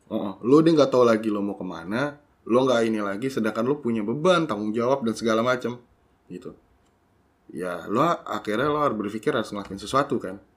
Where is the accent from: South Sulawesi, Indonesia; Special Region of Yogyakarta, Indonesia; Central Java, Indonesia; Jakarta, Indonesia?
Jakarta, Indonesia; moved away as an adult; also born or lived in Bogor; gua dari kecil di Jakarta